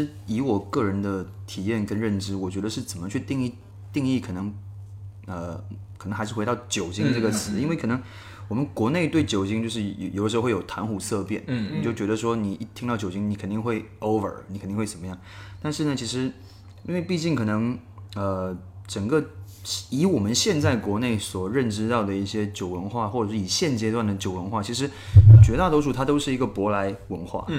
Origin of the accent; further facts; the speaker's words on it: Fujian, China; 那就就像我们闽南人一